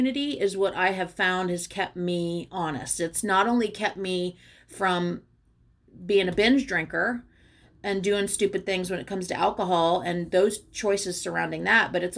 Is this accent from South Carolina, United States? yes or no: yes; Charleston, South Carolina, United States; now in New Orleans, United States; I grew up on Folly Beach in Charleston